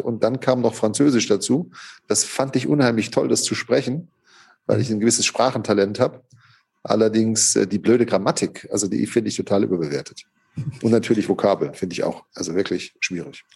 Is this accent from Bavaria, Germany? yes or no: no; Hockenheim, Baden-Württemberg, Germany; moved away as an adult; also born or lived in Gevelsberg; now in Cologne, Germany; ich bin in Hockenheim aufgewachsen, in der Rennstadt Hockenheim. Da haben meine Eltern mich hin verschleppt im zarten Alter von drei Lebensmonaten.